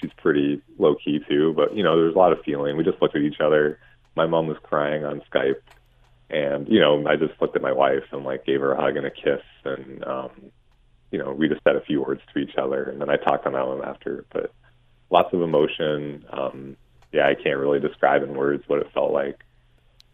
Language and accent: English; Hamilton, Ontario, Canada; also born or lived in Ancaster / Toronto; I was born in Hamilton and McMaster and lived in Westdale. And then I went to Central Public School in downtown Hamilton